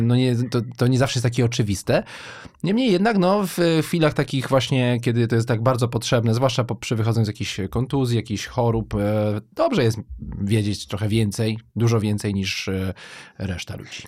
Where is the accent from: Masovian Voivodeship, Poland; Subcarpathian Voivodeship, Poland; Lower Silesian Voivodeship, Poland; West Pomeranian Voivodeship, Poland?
Lower Silesian Voivodeship, Poland; Wrocław; now in Warsaw, Poland; jestem w ogóle wrocławianinem, urodziłem się w Wrocławiu